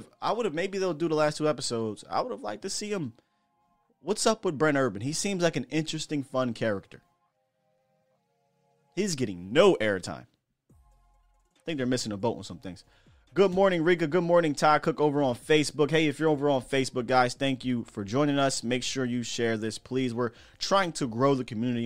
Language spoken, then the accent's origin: English; Harrisburg, Pennsylvania, United States; I'm from Harrisburg